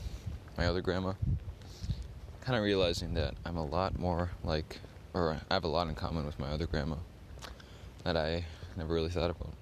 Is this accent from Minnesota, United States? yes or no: yes; Minneapolis, Minnesota, United States; also born or lived in Helena, Montana; I was born in Minneapolis, and I moved somewhere else.